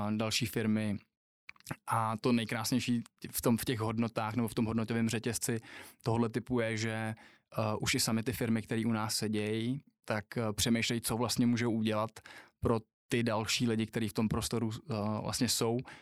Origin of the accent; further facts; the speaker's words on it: Třinec, Moravian-Silesian Region, Czechia; now in Prague, Czech Republic; když jsem se narodil v Třinci v hokejovém městě